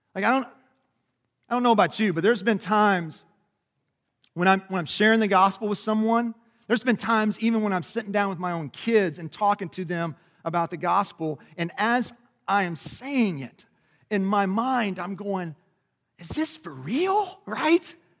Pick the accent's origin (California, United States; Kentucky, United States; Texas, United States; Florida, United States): Kentucky, United States; Lebanon Junction; I grew up in Lebanon Junction, which is about thirty miles south of here